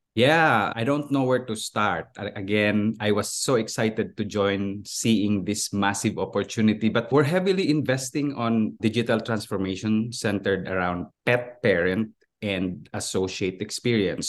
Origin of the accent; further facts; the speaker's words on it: Philippines; moved away as an adult; also born or lived in Switzerland; now in United States; I was born and raised and educated in the Philippines, and I moved here in the U S twenty-three years ago